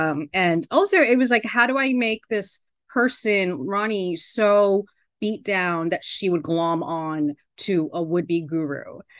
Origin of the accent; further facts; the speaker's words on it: New York City, New York, United States; now in Sedona, United States; So I moved out there from New York. I'm a former New Yorker